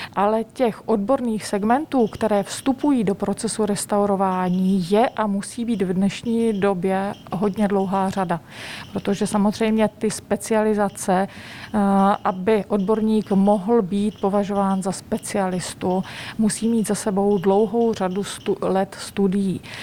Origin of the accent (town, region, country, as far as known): Czechia; moved away as an adult; also born or lived in Italy